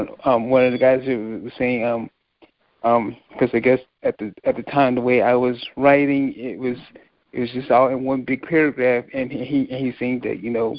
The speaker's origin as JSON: {"language": "English", "region": "North Carolina", "country": "United States", "also_born_or_lived": "Milledgeville, Georgia", "said": "I'm from North Carolina."}